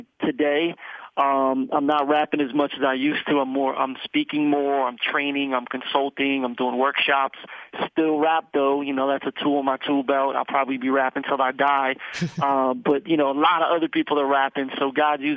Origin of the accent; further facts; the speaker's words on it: Philadelphia, Pennsylvania, United States; I grew up in Philly